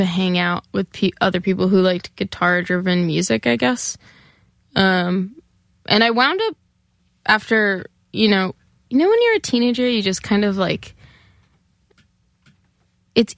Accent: Elizabeth, New Jersey, United States; also born or lived in New Brunswick, New Jersey; I grew up in Elizabeth, New Jersey

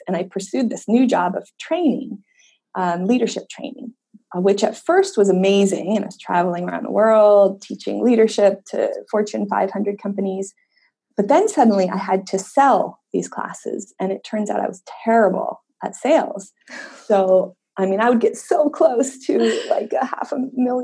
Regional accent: Layton, Utah, United States; I grew up in Utah, in a little town called Layton, Utah, which at the time was about 95% Mormon

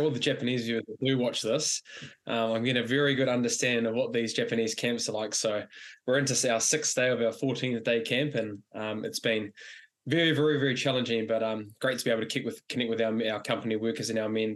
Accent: New Zealand; as a Kiwi

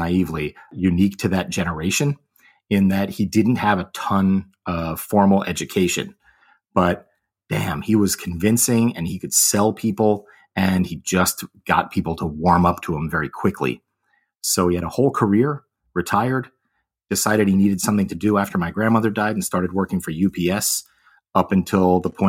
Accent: Connecticut, United States; I am originally from Connecticut. My family traces its roots through New York.

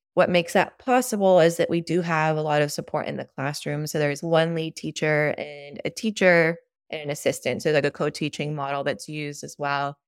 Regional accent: Mexico; now in Austin, United States; I grew up in Mexico, which is probably, like, ten years behind us

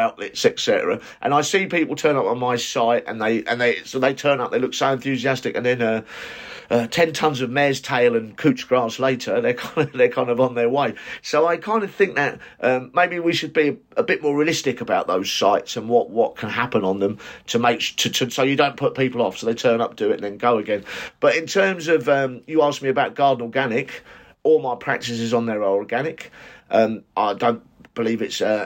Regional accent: United Kingdom; British gardeners

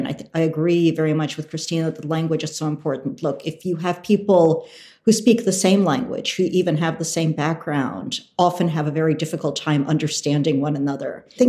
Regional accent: United States; first language Russian; also born or lived in Russia; I'm American. I grew up in the United States.

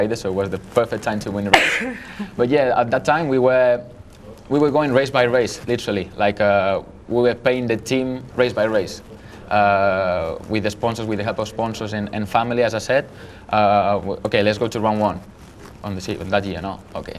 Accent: Manila, Metro Manila, Philippines; I was born in Manila

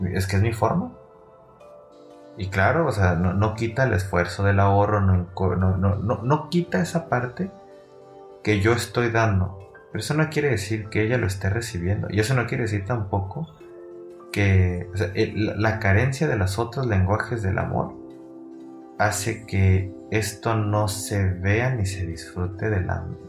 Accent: Mexico; como mexicanos, que somos un poquito más cálidos

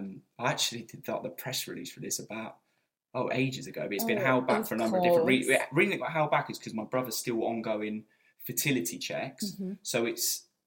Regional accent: Newcastle upon Tyne, North East England, United Kingdom; Yeah, being a Geordie.

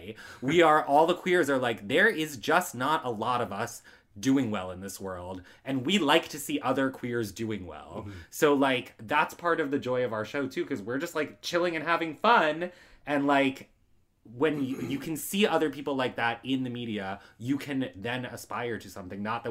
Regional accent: Long Island, New York, United States; I'm from Long Island.

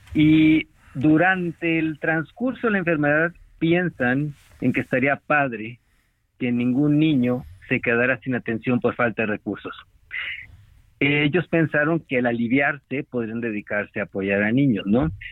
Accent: Mexico; todos los miembros del consejo somos requete mexicanos

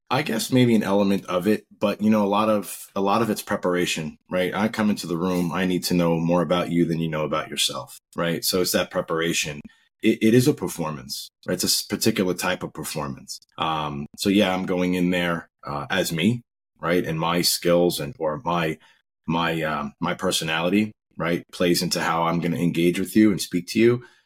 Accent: Long Island, New York, United States; also born or lived in Rego Park, Queens, New York / Virginia; Yeah, I grew up in Long Island, New York. Uh, started out as a baby in Rego Park, Queens and my family moved out to Long Island when I was very young.

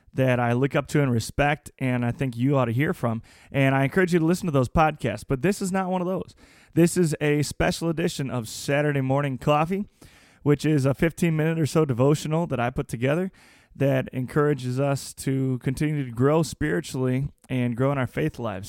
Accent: United States; As the American people

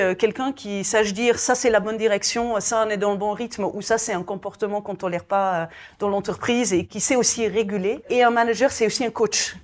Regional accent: Belgium; je suis belge de nationalité

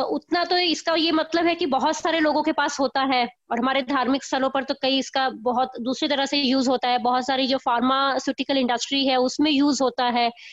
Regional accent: Punjab, India; मैं वैसे खुद भी पंजाब की रहने वाली हूँ

